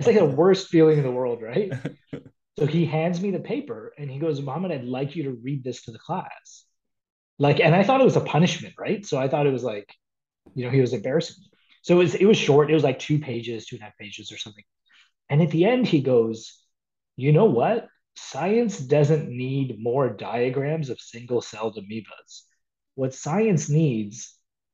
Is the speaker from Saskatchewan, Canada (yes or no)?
no; Toronto, Ontario, Canada; I was born and raised in Toronto